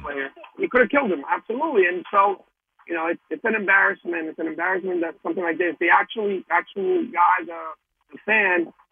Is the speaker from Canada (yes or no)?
no; Colombia; I'm actually from Colombia